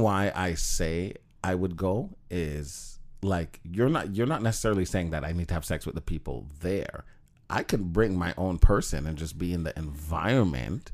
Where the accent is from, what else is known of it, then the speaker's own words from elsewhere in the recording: Jamaica; moved away; Jamaica. I was born there. My mom's from there. I'm Jamaican.